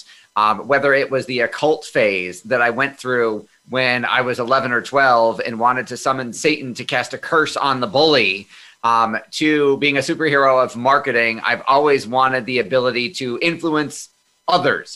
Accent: Amherst, New York, United States; also born or lived in Hornell, New York; We moved to Amherst, New York, which is a suburb of Buffalo, early on in my childhood

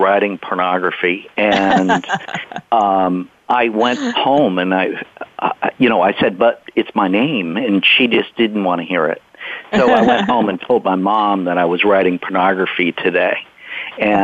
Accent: the Bible Belt, United States; I grew up in the Bible Belt

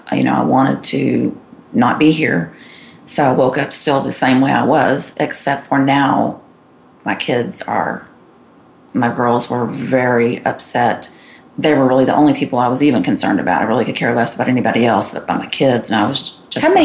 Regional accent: Texas, United States; But so anyway, I grew up in Texas and here I am in Georgia.

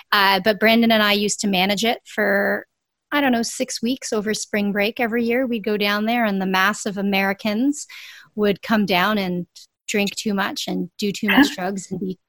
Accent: Jamaica; I'm Jamaican. My mom's from Jamaica.

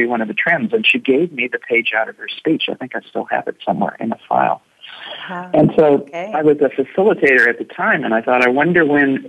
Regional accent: Indiana, United States; moved away; also born or lived in New Zealand; I grew up in Indiana, so fortunately the world was flat where I grew up

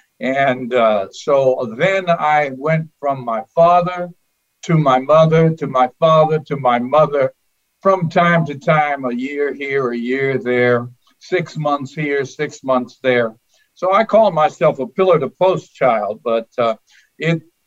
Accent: Long Island, New York, United States; I grew up on Long Island

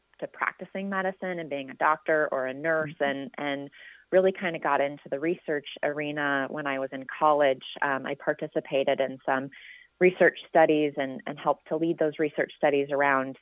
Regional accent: Seattle, Washington, United States; now in Northern California, United States; I'm actually originally from the Pacific Northwest, from the Seattle area

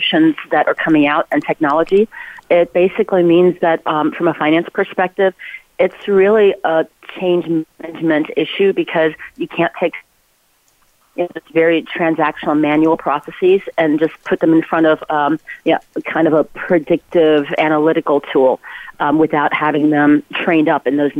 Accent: Ulm, Baden-Württemberg, Germany; now in West Coast, United States; Albert Einstein is from my hometown in Germany

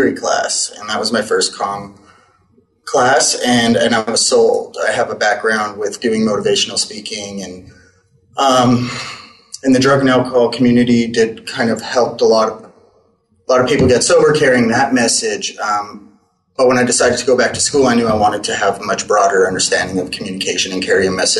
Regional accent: Winnipeg, Manitoba, Canada; moved away; I grew up in Winnipeg. I'm from Canada

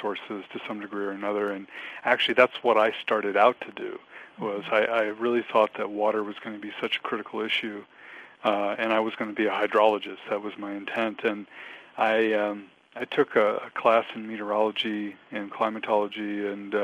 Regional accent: West Coast, United States; moved away as an adult; also born or lived in Virginia; now in Oregon, United States; growing up on the West Coast

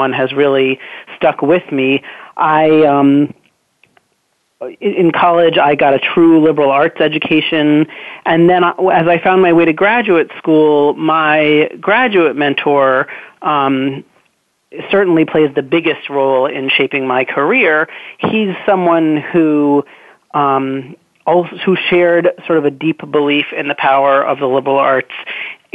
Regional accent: Newton, Massachusetts, United States; I grew up in Newton, Massachusetts, which is the town next door.

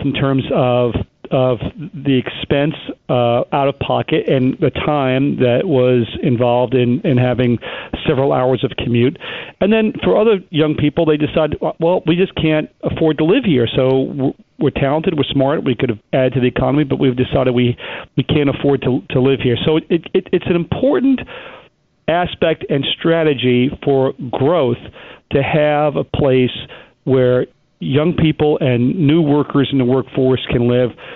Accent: Long Island, New York, United States; now in Manhattan, United States; the area I grew up on in Long Island

